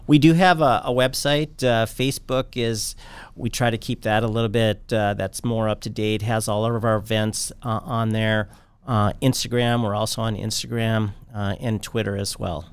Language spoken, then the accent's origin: English; Bismarck, North Dakota, United States; moved away as an adult; I grew up here in Bismarck